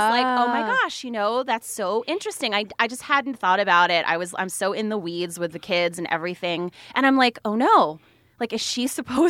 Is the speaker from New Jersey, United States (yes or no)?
yes; New Jersey, United States; moved away as an adult; also born or lived in Atlanta, Georgia; I'm from New Jersey.